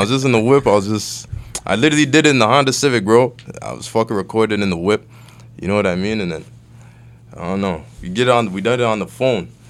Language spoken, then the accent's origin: English; Toronto, Ontario, Canada; also born or lived in Vaughan, Ontario / Nigeria (ancestry); I grew up on Western Road. I was there for, like, eleven years